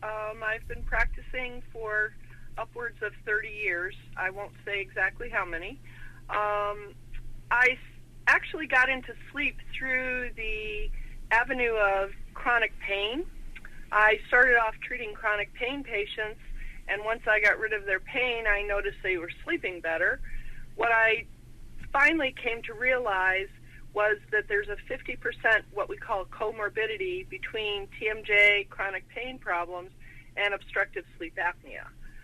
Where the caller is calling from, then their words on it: St. Charles, Illinois, United States; I'm up near Chicago, St. Charles, Illinois.